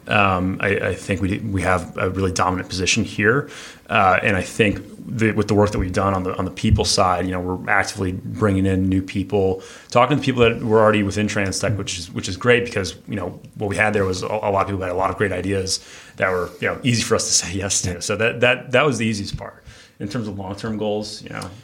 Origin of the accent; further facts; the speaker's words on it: Detroit, Michigan, United States; also born or lived in Nashville, Tennessee; I'm from Detroit originally